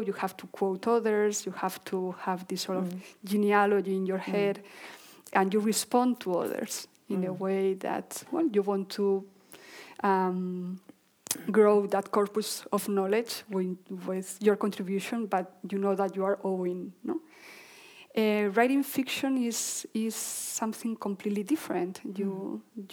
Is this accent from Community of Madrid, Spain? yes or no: no; Basque Country, Spain; we lived in this area of the Basque Country